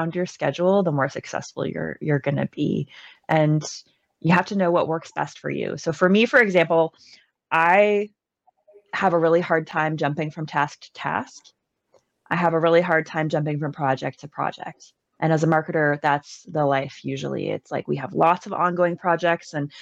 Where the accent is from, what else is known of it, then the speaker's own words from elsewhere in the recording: Canada; I'm Canadian